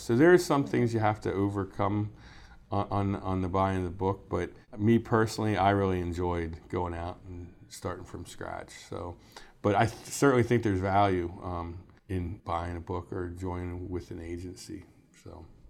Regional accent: Mechanicsburg, Pennsylvania, United States; I was born and raised in Mechanicsburg

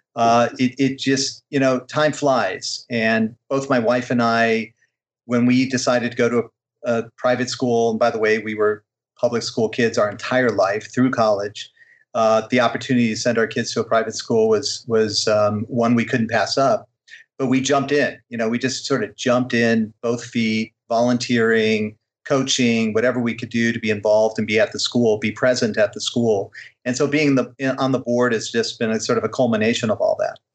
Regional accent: Illinois, United States; growing up in Illinois in the '70s

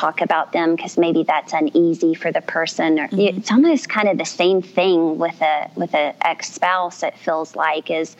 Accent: South Louisiana, United States; I was raised in the Cajun community in South Louisiana.

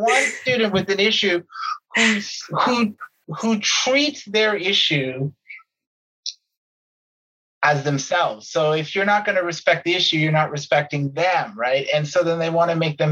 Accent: Canada; as a Canadian

